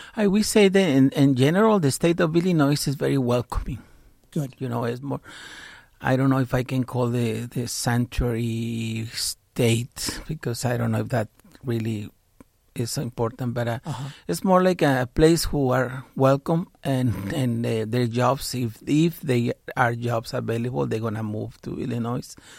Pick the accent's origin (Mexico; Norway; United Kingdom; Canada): Mexico; now in United States; I grew up in Mexico with my father, who was American citizen